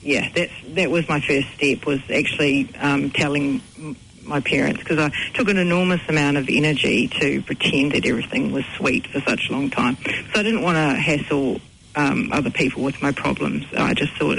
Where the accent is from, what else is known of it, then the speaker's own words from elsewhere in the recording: New Zealand; also born or lived in United Kingdom; I've grown up here. We've had it in the family for 35 years